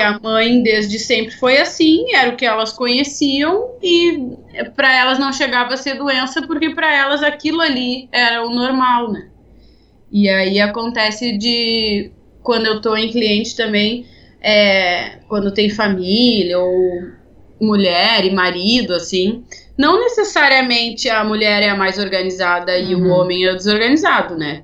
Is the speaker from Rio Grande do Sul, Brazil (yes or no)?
yes; Porto Alegre, Rio Grande do Sul, Brazil; eu sou de Porto Alegre